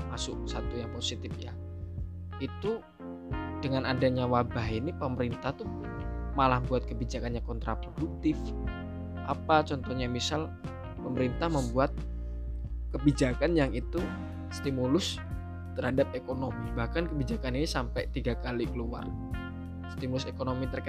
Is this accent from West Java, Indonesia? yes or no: no; Musi Rawas, South Sumatra, Indonesia; saya … asli saya dari Musirawas, Sumatera Selatan